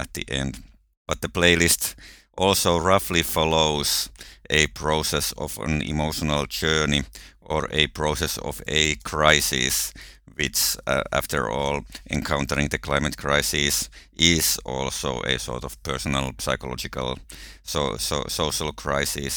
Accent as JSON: {"language": "English", "country": "Finland", "said": "I'm coming from Finland"}